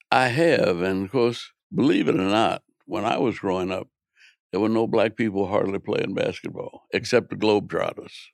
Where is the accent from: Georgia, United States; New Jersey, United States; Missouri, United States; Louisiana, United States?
Louisiana, United States; New Orleans; I grew up in New Orleans